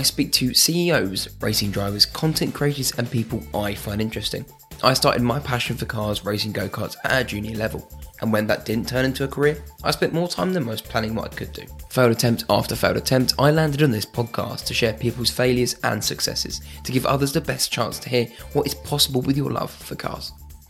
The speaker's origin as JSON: {"language": "English", "country": "United Kingdom", "said": "I know it's hard because we're British and talking about ourselves is hard"}